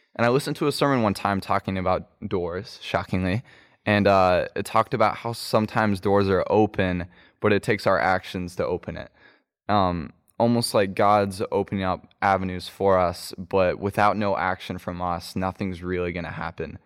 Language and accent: English; Kansas City, Kansas, United States; also born or lived in Chattanooga; now in Asheville, United States; I grew up in Kansas City, Kansas, and, uh, moved to Asheville and currently live there